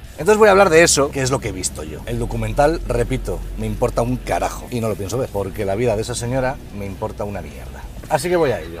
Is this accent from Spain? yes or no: yes; Spain; en mi país, en España